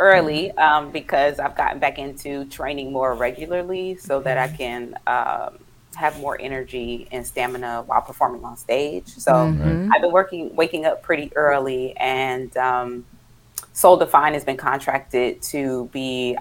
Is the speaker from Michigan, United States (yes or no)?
yes; Flint, Michigan, United States; moved away as an adult; also born or lived in DMV (Washington, D.C. area); now in Washington, D.C. area, United States; I am born and raised in Flint, Michigan